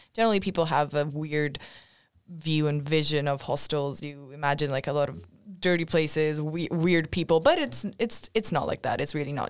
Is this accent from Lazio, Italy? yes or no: no; Milan, Lombardy, Italy; moved away as an adult; now in Sweden; I'm from Milan.